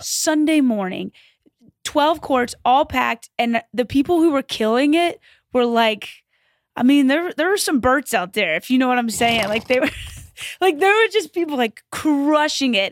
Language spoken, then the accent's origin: English; Louisville, Kentucky, United States; moved away; I grew up in Kentucky